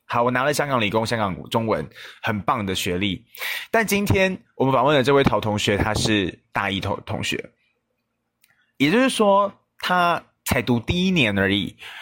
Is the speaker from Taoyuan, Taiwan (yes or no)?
yes; Taoyuan, Taiwan; 我回桃园的，就是回我的家乡的频率非常的低